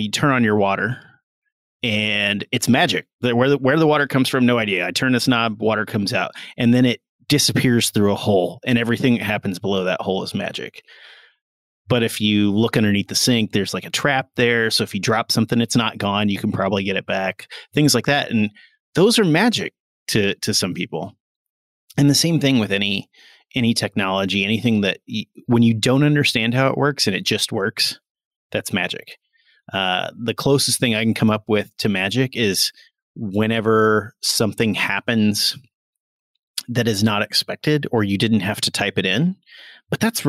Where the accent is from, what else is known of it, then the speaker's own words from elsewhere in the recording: Carlinville, Illinois, United States; moved away; also born or lived in Los Angeles, California; Carlinville, Illinois